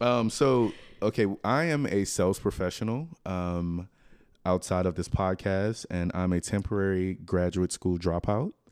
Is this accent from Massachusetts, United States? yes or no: no; Lafayette, Louisiana, United States; South Louisiana. From, I'm from Lafayette